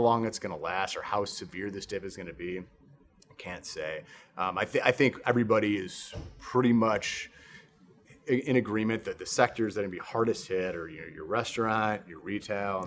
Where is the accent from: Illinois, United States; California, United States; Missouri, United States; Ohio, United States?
Illinois, United States; Chicago; now in Texas, United States; I'm from Chicago originally